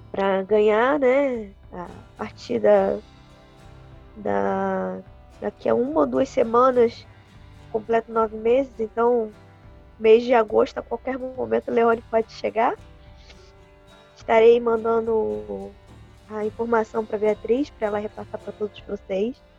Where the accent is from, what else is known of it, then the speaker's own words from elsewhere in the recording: Macaé, Rio de Janeiro, Brazil; eu sou realmente macaense, moro aqui desde que eu nasci